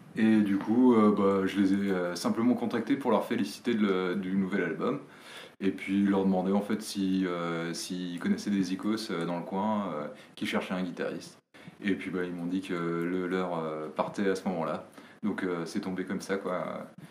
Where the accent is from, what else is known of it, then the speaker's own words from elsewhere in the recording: Rennes, Brittany, France; Rennes, euh, moi, c'est euh, de là d'où je viens